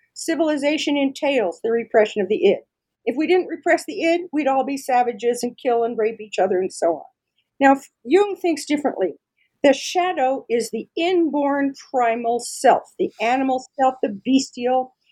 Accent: Denver, Colorado, United States; I'm from Denver, Colorado, and I'm really, really lucky that I was able to find a position right here in my own hometown

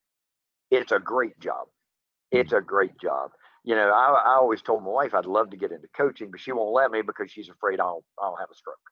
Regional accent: Hico, West Virginia, United States; also born or lived in Beckley, West Virginia / Charleston, West Virginia; now in Randolph County, West Virginia, United States; I was born, raised, and lived in HICO, about 3 miles from Midland Trail High School

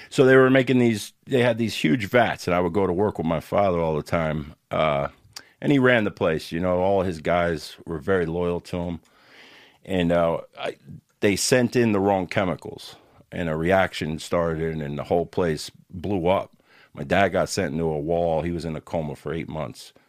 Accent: Newark, New Jersey, United States; moved away; also born or lived in Camden, New Jersey / Bloomfield, New Jersey / Florida; I grew up mostly in Newark and in Bloomfield, East Orange, West Orange

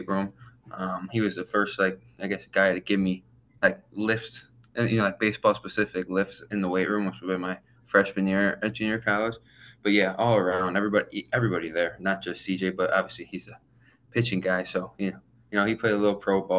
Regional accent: Auburn, New York, United States; my hometown, which is Auburn. It's about 25 minutes away

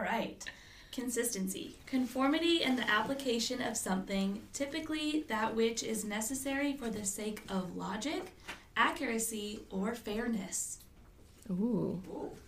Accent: New Orleans, Louisiana, United States; now in Baton Rouge, United States; I was born and raised in New Orleans, Louisiana

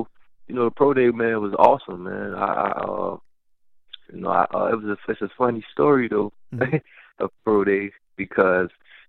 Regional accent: Miami, Florida, United States; moved away; growing up in Miami

